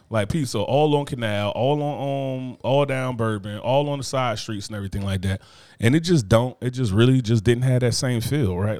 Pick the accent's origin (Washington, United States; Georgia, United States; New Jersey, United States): New Jersey, United States; moved away